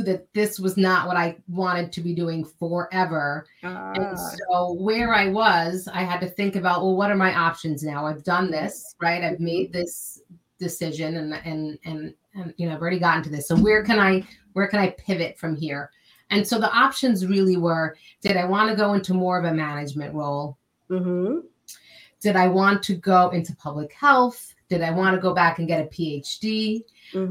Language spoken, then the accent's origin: English; New York area, United States; also born or lived in California; I grew up in the New York area